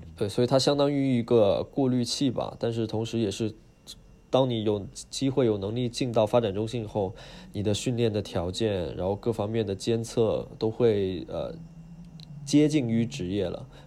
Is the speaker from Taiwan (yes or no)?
no; China; moved away as an adult; now in United Kingdom; 我就是中国人